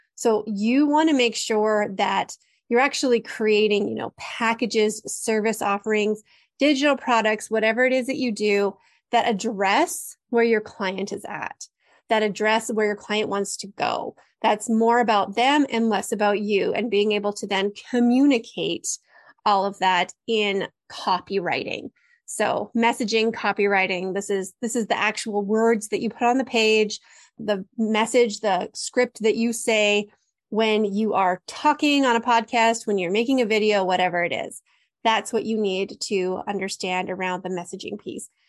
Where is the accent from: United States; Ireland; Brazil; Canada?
Canada; I'm Canadian